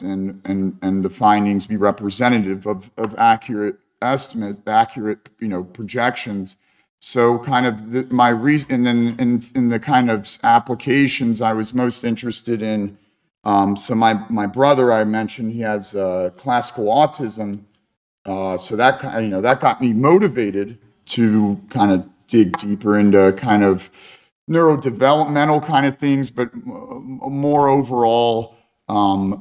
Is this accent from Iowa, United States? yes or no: no; Cincinnati, Ohio, United States; also born or lived in Saint Petersburg, Russia / Vienna, Austria / Rome, Italy / Ukraine; I grew up in Cincinnati, Ohio